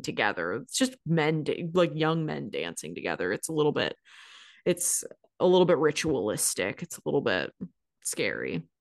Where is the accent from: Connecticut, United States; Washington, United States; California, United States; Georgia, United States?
Washington, United States; Seattle; I, growing up in Seattle